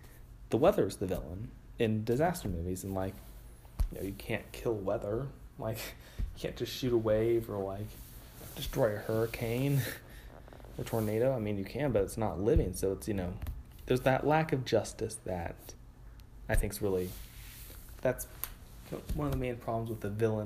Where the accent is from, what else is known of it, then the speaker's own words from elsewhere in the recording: California, United States; I'm Californian